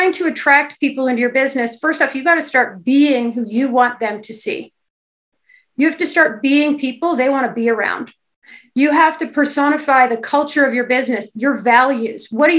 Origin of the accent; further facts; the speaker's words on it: Kingston, Ontario, Canada; I come from a small town. I'm from Kingston, Ontario